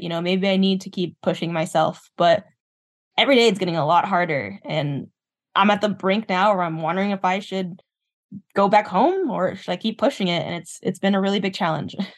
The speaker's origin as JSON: {"language": "English", "region": "Southwest", "country": "United States", "tie": "born or raised there", "moved": "as an adult", "lives_now": "Minnesota, United States", "said": "I moved from the Southwest, lived in the Southwest my whole life, and I moved to the Midwest, uh, to Minnesota"}